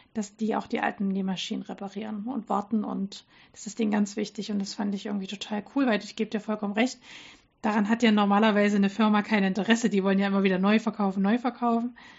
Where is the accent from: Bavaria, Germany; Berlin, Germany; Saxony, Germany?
Saxony, Germany; Dresden; moved away; in Dresden, meine Ursprungsstadt äh, quasi, wo ich herkomme